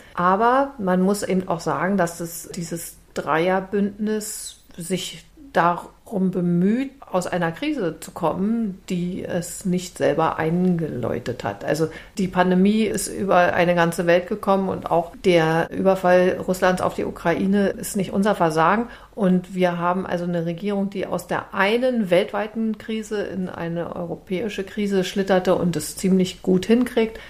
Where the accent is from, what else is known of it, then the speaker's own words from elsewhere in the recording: Berlin, Germany; als Berlinerin